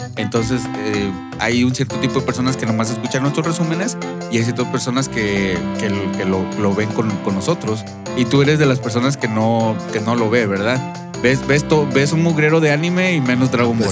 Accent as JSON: {"language": "Spanish", "town": "Monterrey", "region": "Nuevo León", "country": "Mexico", "tie": "born or raised there", "said": "nosotros somos de Monterrey, eh, crecidos y, nacidos y crecidos"}